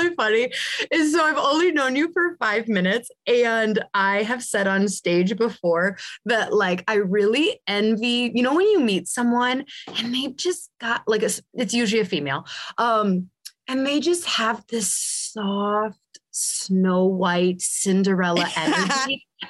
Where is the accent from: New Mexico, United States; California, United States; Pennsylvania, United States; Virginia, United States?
California, United States; I'm born in 86, you know? And so like I said, I grew up in Southern California.